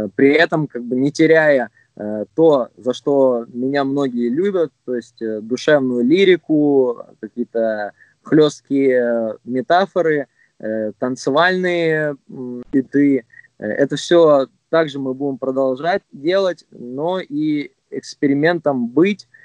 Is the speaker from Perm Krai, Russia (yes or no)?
no; Krasnodar, Krasnodar Krai, Russia; я родом с Краснодара